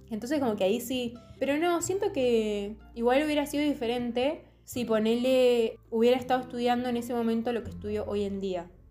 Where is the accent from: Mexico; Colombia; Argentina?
Argentina; Santa Rosa, La Pampa; moved away as an adult; also born or lived in Córdoba; yo vengo de el campo, así, la pampa